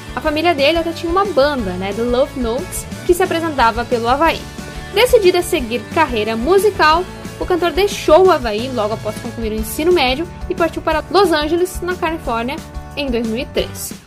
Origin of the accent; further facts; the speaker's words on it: Passo Fundo, Rio Grande do Sul, Brazil; Homenageei a minha cidade natal.